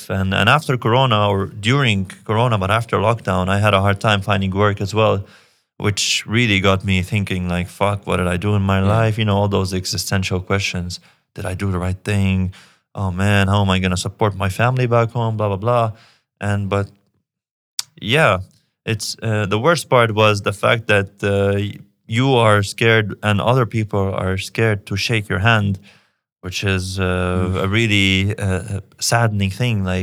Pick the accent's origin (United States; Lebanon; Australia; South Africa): Lebanon; again, I'm from Lebanon. I'm from a place where the government doesn't take care of you the way it should.